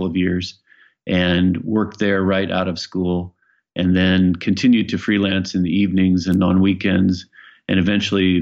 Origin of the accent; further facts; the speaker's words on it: Iowa, United States; moved away as an adult; also born or lived in Los Angeles, California; now in Bainbridge Island, United States; I grew up in Iowa